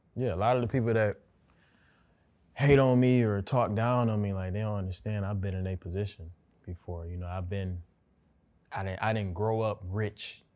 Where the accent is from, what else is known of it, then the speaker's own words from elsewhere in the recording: Pontiac, Michigan, United States; moved away as an adult; now in Los Angeles, United States; I'm from Pontiac